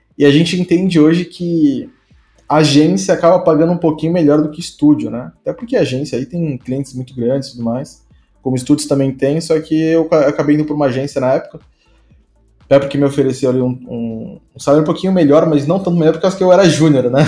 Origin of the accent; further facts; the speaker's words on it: Santo André, São Paulo, Brazil; eu sou de Santo André, né? Eu nasci em Santo André aí, que é interior de São Paulo